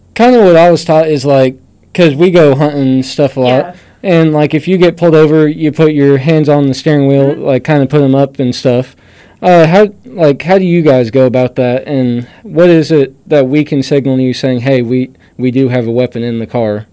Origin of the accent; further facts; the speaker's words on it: Boone County, Missouri, United States; we're from Boone County